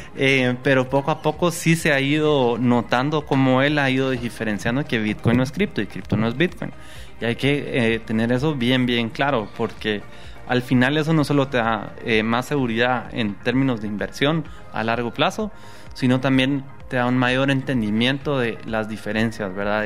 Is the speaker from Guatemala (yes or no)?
yes; Guatemala; como guatemaltecos